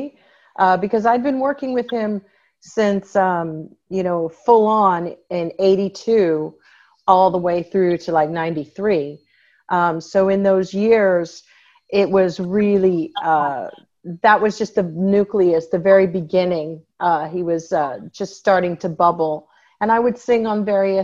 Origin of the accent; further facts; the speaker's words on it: Lebanon, Ohio, United States; I grew up in Ohio, in a small town called Lebanon, Ohio. It's in between Dayton and Cincinnati